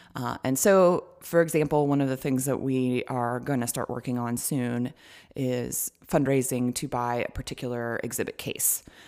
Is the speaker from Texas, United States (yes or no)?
no; Marietta, Georgia, United States; also born or lived in Smyrna, Georgia; I grew up in Marietta, um, and so I'm from the area